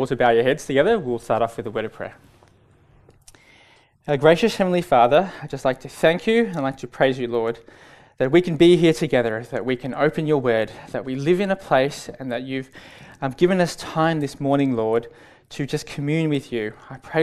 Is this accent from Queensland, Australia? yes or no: no; Melbourne, Victoria, Australia; I was born and raised in Melbourne.